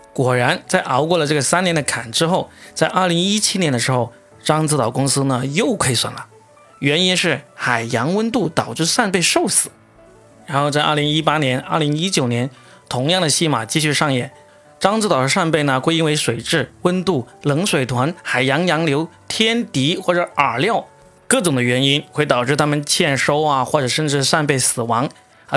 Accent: Guangdong, China; 作为一个广东人

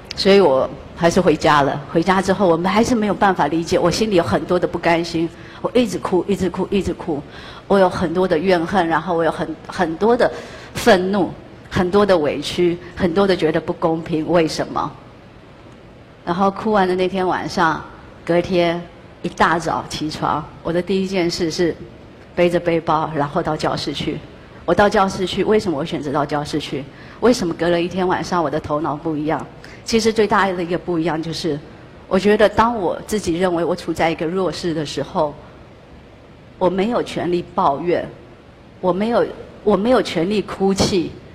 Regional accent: Yilan County, Taiwan; moved away as an adult; now in New York City, United States; 我来自一个全世界最美丽的地方，它叫台湾

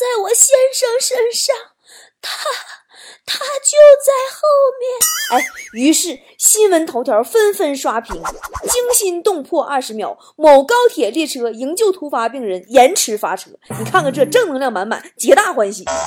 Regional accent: Northeast China, China; moved away; 作为一个东北人

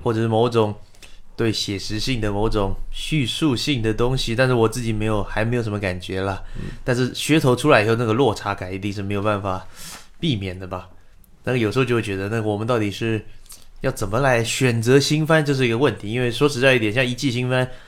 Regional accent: Taiwan; 我是台湾人，我有时候会比你们早看到一些电影

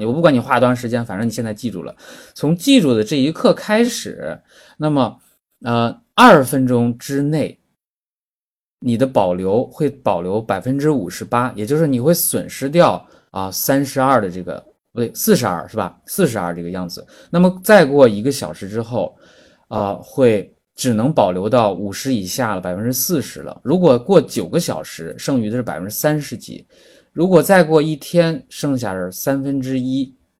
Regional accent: China; 因为我们是中国人嘛

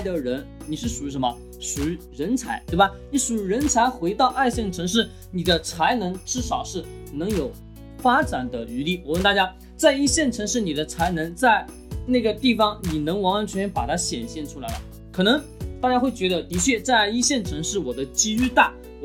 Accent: Changsha, Hunan, China; 我们长沙

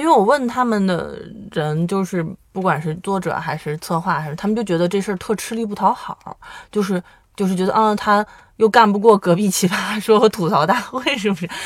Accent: northern China, China; 因为我们都是北方人

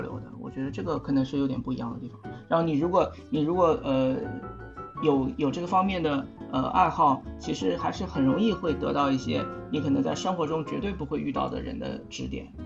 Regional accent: Shanghai, China; 我来自上海，现在在陆家嘴上班，算是一个，呃，金融业的打工仔

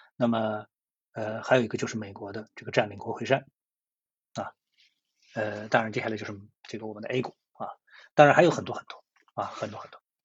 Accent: China; 作为一个中国人

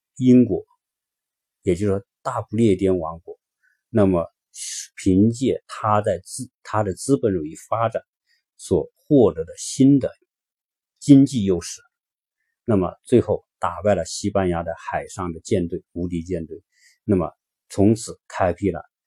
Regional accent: China; 作为一个中国人

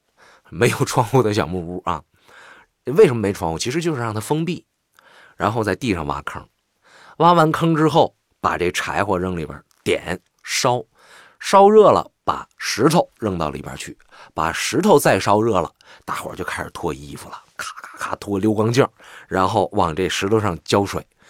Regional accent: Northeast China, China; 我就是纯正的东北人

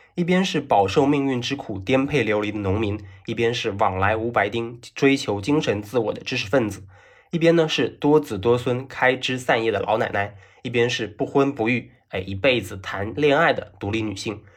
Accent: Fujian, China; 作为闽南人呢，我对台湾是有天然的好感，大家同宗同源，连语言也是一样的

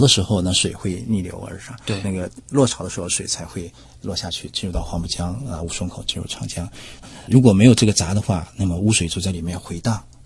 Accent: Shanghai, China; 我们上海市

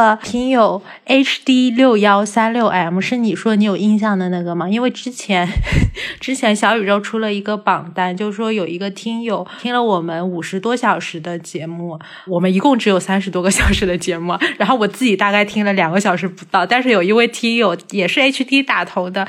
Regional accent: Hangzhou, Zhejiang, China; moved away as an adult; now in Beijing, China; 我是出生在杭州的。

